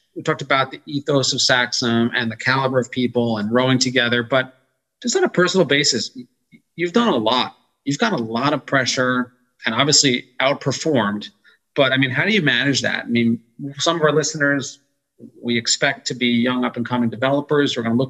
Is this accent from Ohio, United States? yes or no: no; New York, United States; also born or lived in Austin, Texas; I was born in Austin, Texas, and my family moved to New York. Maybe the only person.